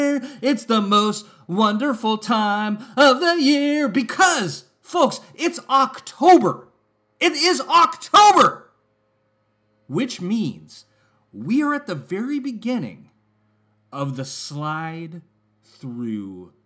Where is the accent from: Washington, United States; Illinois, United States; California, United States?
California, United States; San Francisco; I was born in San Francisco